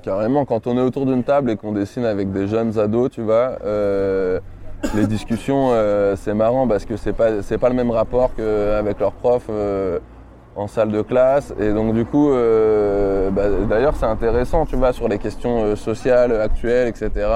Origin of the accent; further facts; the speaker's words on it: Grenoble, Auvergne-Rhône-Alpes, France; moi je viens de Grenoble. Je viens d'un petit bled, tu vois, pas très loin de la ville